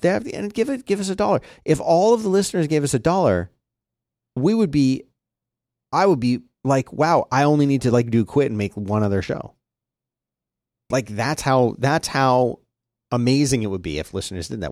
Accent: Philadelphia, Pennsylvania, United States; growing up in Philadelphia

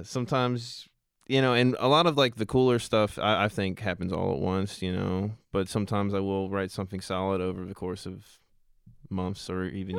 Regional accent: Richmond, Virginia, United States; we're all from Richmond

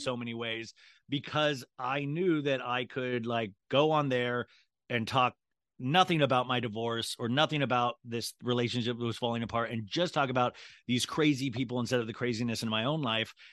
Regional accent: Kansas, United States; moved away; I grew up in Kansas

